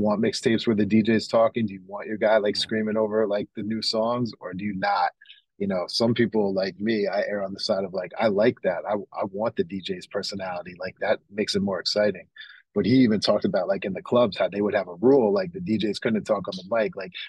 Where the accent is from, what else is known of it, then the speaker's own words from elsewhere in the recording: New York, United States; also born or lived in Oakland, California; But as a music fan and a hip-hop fan growing up in New York, and as someone actually who was born in Oakland myself and has family from California